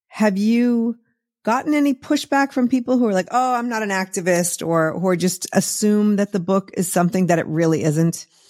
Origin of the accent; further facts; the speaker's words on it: Massachusetts, United States; moved away; when I was growing up in Massachusetts